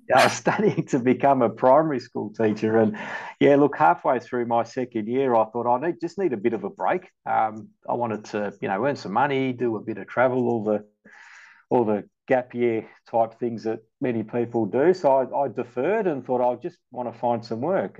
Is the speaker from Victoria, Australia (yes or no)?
yes; Melbourne, Victoria, Australia; also born or lived in Malta; I grew up in the western suburbs in St Albans